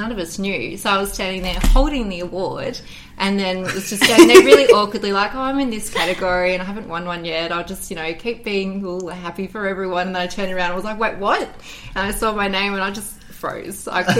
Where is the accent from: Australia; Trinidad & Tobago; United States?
Australia; I am an Australian porn star, producer, femdom mistress. And escort.